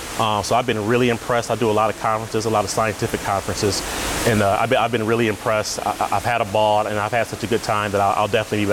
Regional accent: Jackson, Michigan, United States; now in Dearborn, United States; I am from Jackson, Michigan originally. Now I'm in Dearborn, Michigan, which is just outside of Detroit.

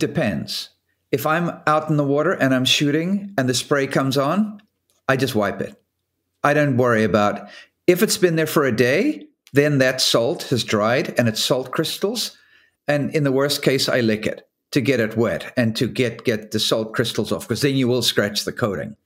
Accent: South Africa; moved away as an adult; now in Newport, United States; I grew up in South Africa and then left in seventy-nine to go ocean racing as a professional

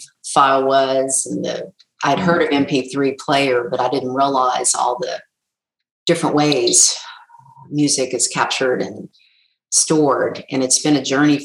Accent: Baton Rouge, Louisiana, United States; I grew up in Baton Rouge

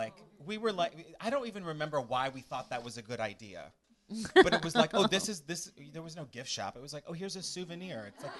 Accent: Chicago, Illinois, United States; even though I was from Chicago.

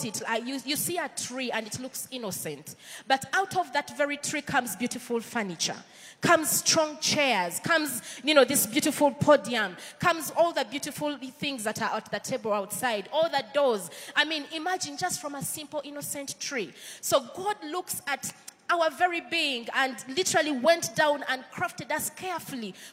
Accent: Uganda; accent: Ugandan; my Ugandan accent

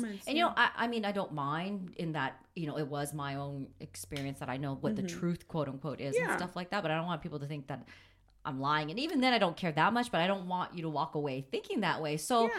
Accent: California, United States; I mean, I grew up in Southern California.

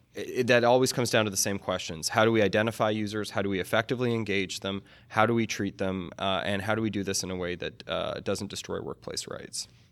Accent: Canada; also born or lived in United States; I am a Canadian American

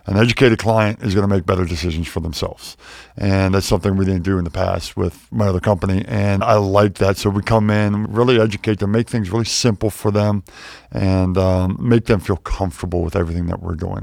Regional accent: Pittsburgh, Pennsylvania, United States; moved away; also born or lived in Wheeling, West Virginia / Chapel Hill, North Carolina; I grew up in Pittsburgh, born in Wheeling, West Virginia

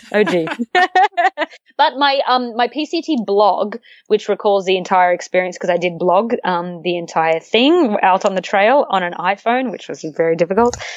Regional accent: Australia; I come from Australia

